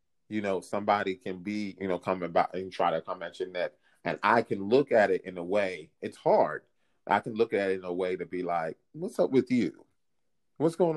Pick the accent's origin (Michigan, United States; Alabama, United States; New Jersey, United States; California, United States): New Jersey, United States; also born or lived in Philadelphia, Pennsylvania; when I was 8 years old, we moved over to New Jersey from Philadelphia